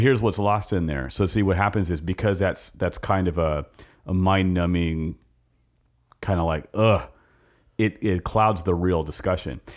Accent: Los Angeles, California, United States; now in Richmond, United States; I grew up in Los Angeles

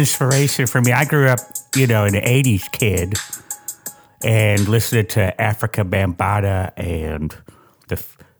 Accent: California, United States; I am from Southern California.

